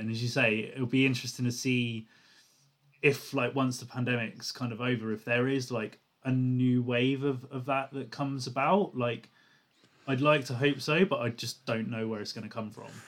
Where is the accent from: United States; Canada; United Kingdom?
United Kingdom; Portsmouth, South East England; I'm from Portsmouth